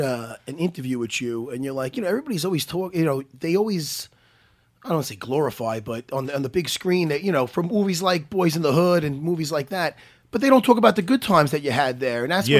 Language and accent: English; Long Island, New York, United States; when I was a kid from Strong Island, New York